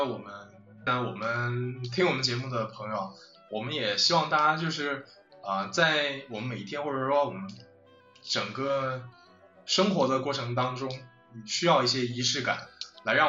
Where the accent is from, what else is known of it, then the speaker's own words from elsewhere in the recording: China; 而是他说听到我是中国人，no no no no no no，no，就直接这这种反应让我就是当时觉得很很愤怒